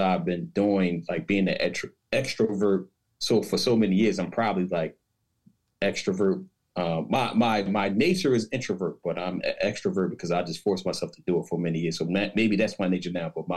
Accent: Paterson, New Jersey, United States; also born or lived in Newark, New Jersey / Trenton, New Jersey / East Windsor, New Jersey; I'm originally from Paterson, New Jersey. So I spent my early childhood from birth to 12 between Paterson.

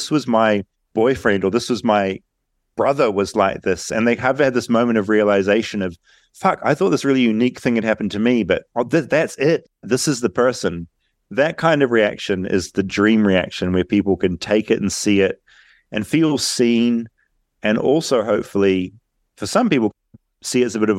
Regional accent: New Zealand; I'm from New Zealand.

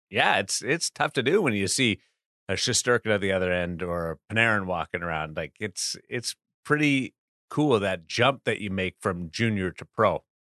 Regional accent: Brandon, Manitoba, Canada; growing up in Brandon

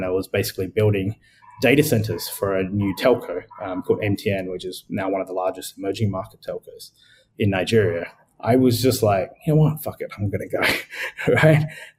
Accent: Sri Lanka; born there; also born or lived in Adelaide, Australia; So for me, I was born in Sri Lanka. I moved to Adelaide with my parents, which is like the fifth or sixth biggest city in Australia.

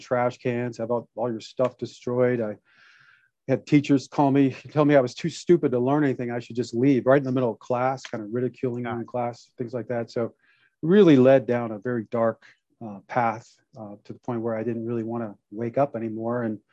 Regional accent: Detroit, Michigan, United States; now in Santa Clarita, United States; I was born in Detroit, Michigan

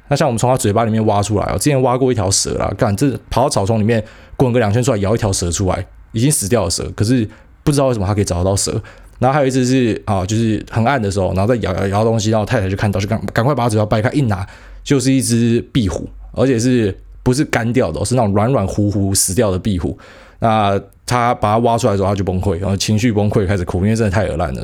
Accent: Taiwan; 我们台湾人

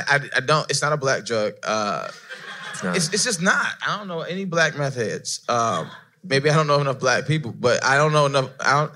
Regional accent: Mississippi, United States; Yeah, we're from the South, Mississippi, so you know the story.

